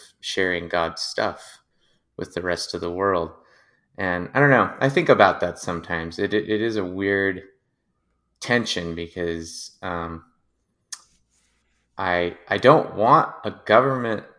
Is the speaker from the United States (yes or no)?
yes; United States; being specifically an American Christian